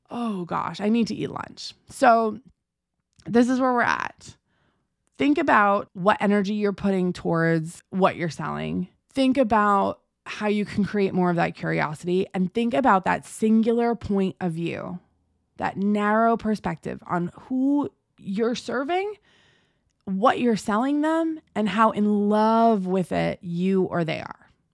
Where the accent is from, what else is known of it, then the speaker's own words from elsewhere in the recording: United States; I'm American